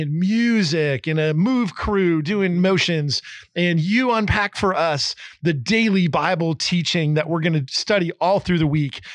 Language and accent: English; Eastern Pennsylvania, United States; also born or lived in New Jersey; I grew up in Pennsylvania, Eastern Pennsylvania, New Jersey